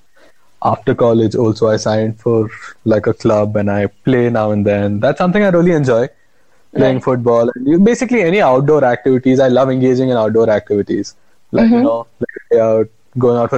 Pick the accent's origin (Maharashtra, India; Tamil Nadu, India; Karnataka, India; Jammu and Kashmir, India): Karnataka, India; Bangalore; also born or lived in Goa; I am from Bangalore, born in Goa, brought up in Bangalore